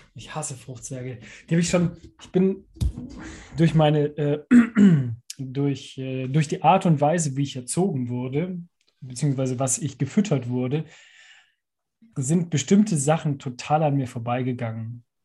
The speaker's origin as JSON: {"language": "German", "area": "Allgäu", "region": "Bavaria", "country": "Germany", "tie": "born or raised there", "said": "ich bin ja im Allgäu aufgewachsen"}